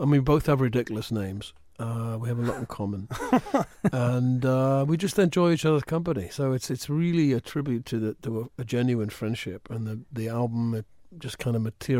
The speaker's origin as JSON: {"language": "English", "town": "Wallsend", "region": "North East England", "country": "United Kingdom", "tie": "born or raised there", "said": "I was brought up in a place called Wallsend, which is halfway between the North Sea and Newcastle on Tyneside. It was a shipyard town. I was born within spitting distance of that shipyard."}